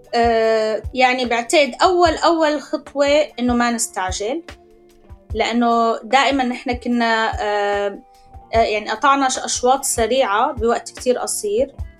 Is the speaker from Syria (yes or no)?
yes; Syria; moved away as an adult; نحن طلعنا من سوريا